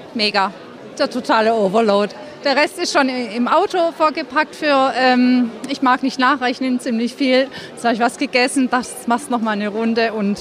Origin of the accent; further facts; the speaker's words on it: Cologne, North Rhine-Westphalia, Germany; Ich komme aus Köln